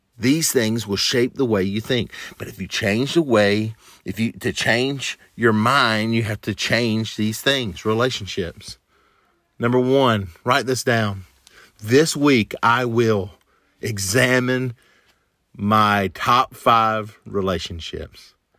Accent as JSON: {"language": "English", "region": "the South", "country": "United States", "tie": "born or raised there", "said": "a kid growing up in the South"}